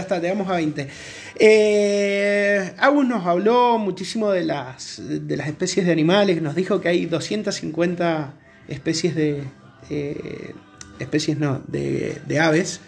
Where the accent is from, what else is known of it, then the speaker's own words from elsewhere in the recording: Mendoza, Argentina; nacido y criado en Mendoza